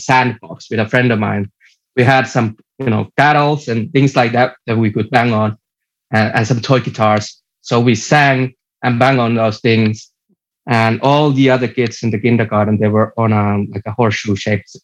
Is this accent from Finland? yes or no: yes; Kerava, Uusimaa, Finland; also born or lived in Helsinki; I was born, like, my first year when I was born, I lived in Helsinki. But after that, I moved to a small town called Kerava, and I've lived here ever since.